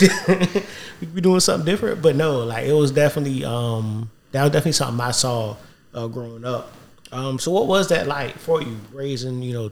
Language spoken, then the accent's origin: English; the South, United States; growing up in the South